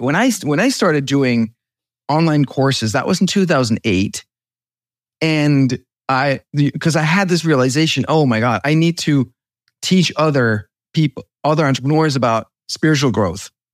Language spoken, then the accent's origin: English; Denmark; moved away; I'm from Denmark